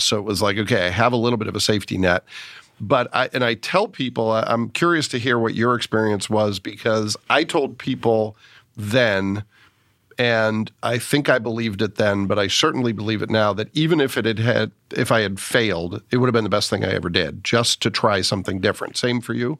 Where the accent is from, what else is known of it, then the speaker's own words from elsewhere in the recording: Massachusetts, United States; moved away; growing up in Massachusetts